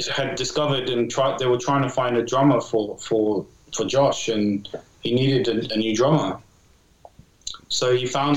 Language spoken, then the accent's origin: English; England, United Kingdom; I'm from England